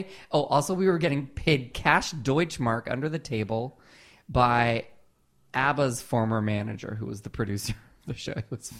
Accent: Southern California, United States; growing up in Southern California

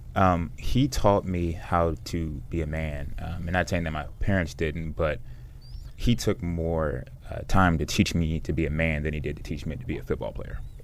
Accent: United States; it's Washington metropolitan area

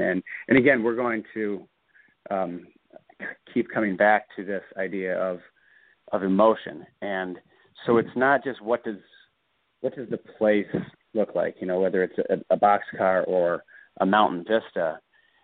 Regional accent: Bloomington, Indiana, United States; also born or lived in Florida; my hometown's Bloomington, Indiana

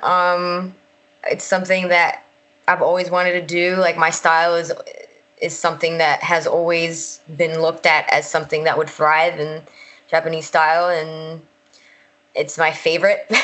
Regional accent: Puerto Rico; moved away as an adult; also born or lived in United States (born); now in Florida, United States; I was raised in Puerto Rico

